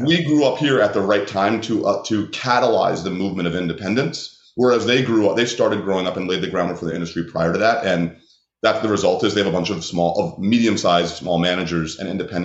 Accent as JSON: {"language": "English", "region": "New York", "country": "United States", "said": "I'm from New York"}